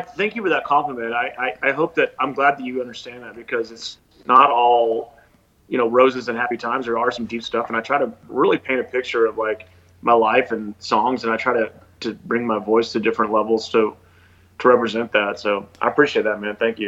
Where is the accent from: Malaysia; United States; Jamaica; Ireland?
United States; Houston, Texas; moved away as an adult; also born or lived in Los Angeles / New York; growing up in Houston, there was a lot of there was you know I went to Stratford High School in Houston